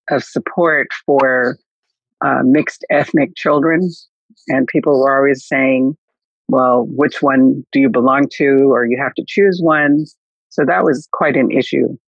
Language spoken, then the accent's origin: English; Japan; born there; because I was born in Japan and my mother's family is a Nichiren Shu family.